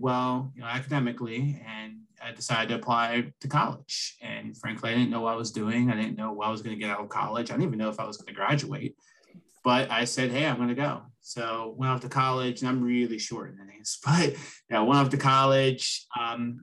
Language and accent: English; central Pennsylvania, United States; now in Philadelphia, United States; I'm in Philadelphia, but I'm originally from small town, Pennsylvania, central PA over near Pittsburgh.